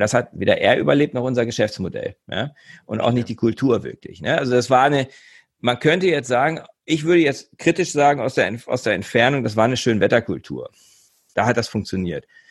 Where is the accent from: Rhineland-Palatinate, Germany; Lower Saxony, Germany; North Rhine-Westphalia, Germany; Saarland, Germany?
Lower Saxony, Germany; Göttingen; moved away as an adult; also born or lived in Hamburg / Bremen; Ich komme ursprünglich aus Göttingen, bin deutsch-schwedisch, also ich habe zwei Nationalitäten, zwei Pässe, weil meine Mutter Schwedin war